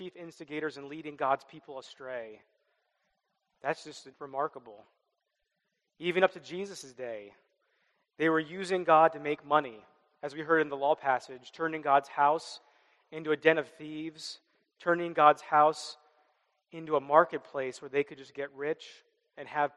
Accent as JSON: {"language": "English", "region": "Midwest", "country": "United States", "tie": "born or raised there", "said": "I grew up in the Midwest"}